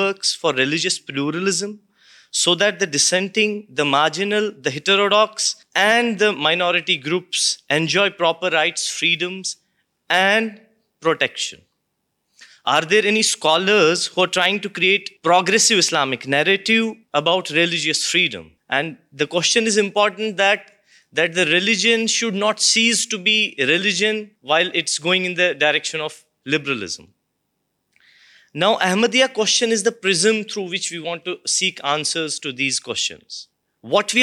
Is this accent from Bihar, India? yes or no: no; Indian-administered Kashmir, Jammu and Kashmir, India; I'm from Indian administered Kashmir